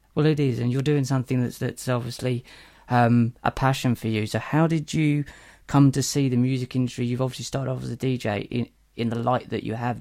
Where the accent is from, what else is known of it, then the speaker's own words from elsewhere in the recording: Norwich, East of England, United Kingdom; I come from Norwich